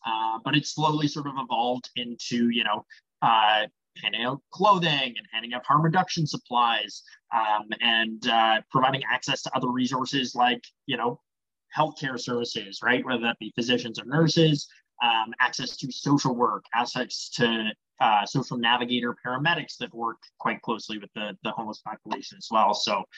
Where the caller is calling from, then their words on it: Hamilton, Ontario, Canada; I'm calling in from Hamilton.